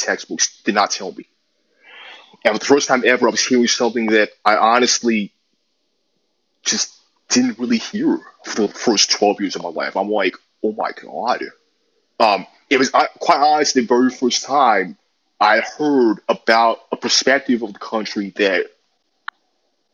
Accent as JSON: {"language": "English", "town": "New York City", "region": "New York", "country": "United States", "tie": "born or raised there", "said": "I also grew up in New York City, as you can tell by my accent."}